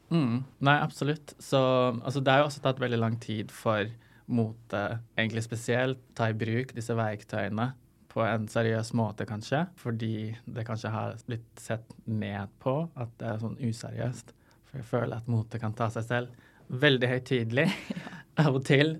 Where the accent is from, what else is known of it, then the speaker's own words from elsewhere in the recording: Lebanon; now in Norway; jeg kommer fra Libanon